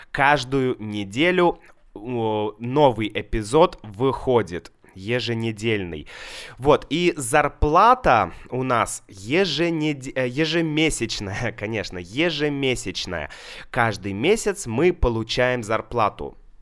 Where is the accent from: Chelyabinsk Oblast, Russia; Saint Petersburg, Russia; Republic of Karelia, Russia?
Saint Petersburg, Russia; в Санкт-Петербурге, это мой город, мой родной город